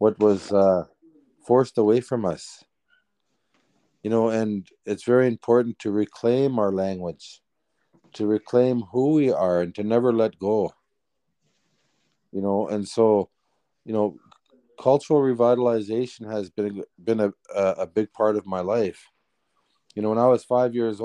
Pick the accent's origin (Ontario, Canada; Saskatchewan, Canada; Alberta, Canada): Ontario, Canada; Serpent River First Nation; growing up in the bush where we traveled freely amongst the lands